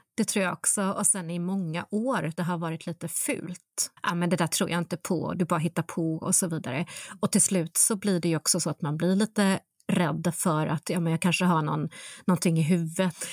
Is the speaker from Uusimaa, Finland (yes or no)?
no; North Karelia, Finland; moved away; jag är uppvuxen i norra Karelen, precis i gränsen mellan Finland och Ryssland